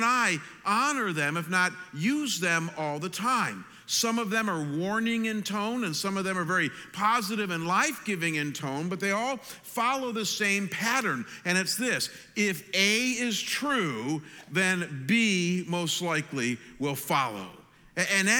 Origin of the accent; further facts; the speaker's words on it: Ohio, United States; moved away; I'm from Ohio, and we have a lot of backcountry roads in Ohio